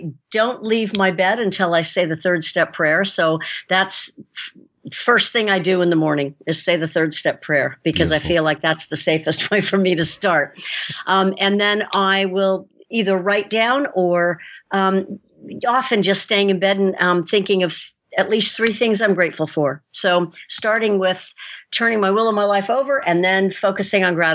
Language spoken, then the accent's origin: English; San Francisco, California, United States; moved away as an adult; also born or lived in Costa Rica; now in New Zealand; I was born and raised in San Francisco, and moved here in 1992 and was already an adult, so I didn't lose my accent.